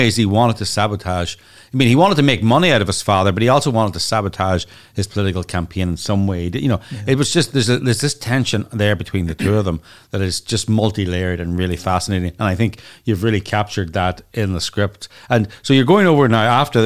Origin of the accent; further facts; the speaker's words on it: Ireland; we're Irish